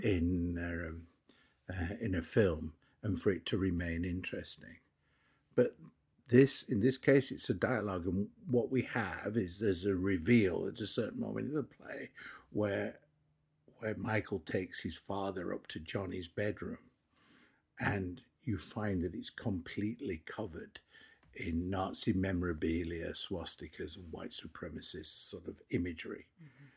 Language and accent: English; England, United Kingdom; I'm English